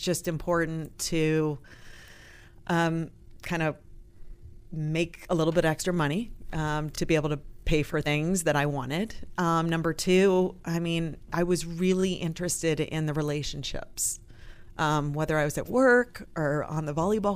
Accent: Illinois, United States; Originally from the Quad Cities, Illinois

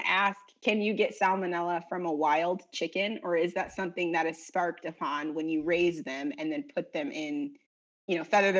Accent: Chicago, Illinois, United States; now in St. Paul, United States; But I feel like as a Chicagoan

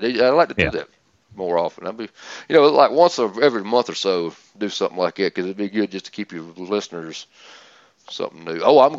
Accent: Georgia, United States; But Georgia, my home state.

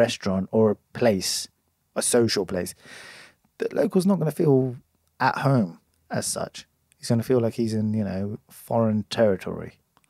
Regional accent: Oxford, South East England, United Kingdom; who's a local, lived here all my life, hasn't moved.

